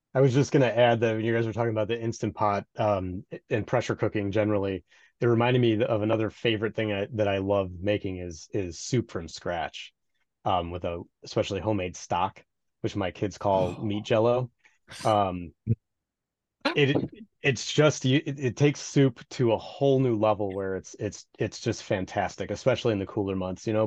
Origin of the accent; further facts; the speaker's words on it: Midwest, United States; Being a Midwesterner